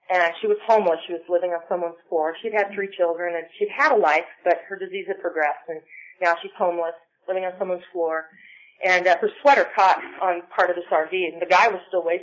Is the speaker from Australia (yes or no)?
no; Ireland; I'm Irish, and I also have rosacea